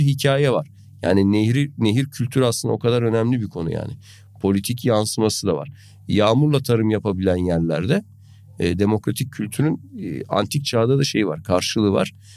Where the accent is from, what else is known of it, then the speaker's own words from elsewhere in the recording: Gönen, Balıkesir, Turkey; ben aşağı yukarı böyle bataklık diyebileceğim bir bölgede büyüdüm, biliyorsun. Hani Gönen Çayı'nın boy, yanında